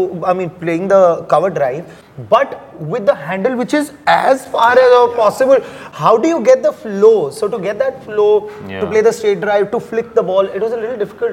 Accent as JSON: {"language": "English", "region": "Punjab", "country": "India", "said": "I am from Punjab."}